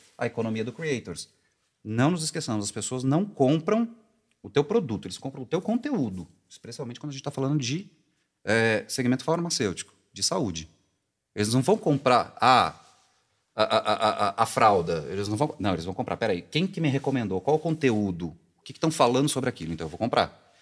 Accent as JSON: {"language": "Portuguese", "region": "interior of São Paulo", "country": "Brazil", "said": "eu sou do interior de São Paulo"}